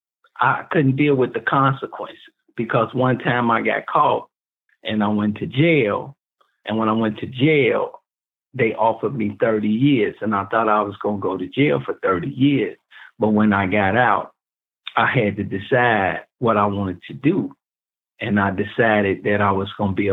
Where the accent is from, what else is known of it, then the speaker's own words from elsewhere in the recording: Chicago, Illinois, United States; I grew up in Chicago projects.